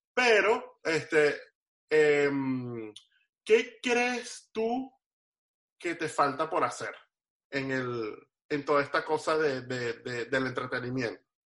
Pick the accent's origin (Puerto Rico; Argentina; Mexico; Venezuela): Venezuela; now in Miami, United States; Rudy y yo, que venimos de Venezuela